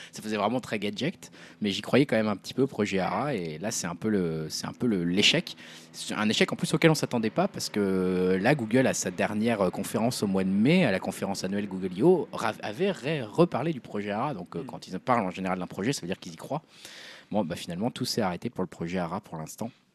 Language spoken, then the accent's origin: French; France; nous, en tant que Français